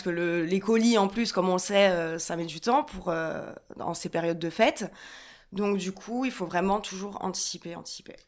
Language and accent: French; Ajaccio, Corsica, France; moved away as an adult; also born or lived in Paris; je suis originaire de Corse, d'Ajaccio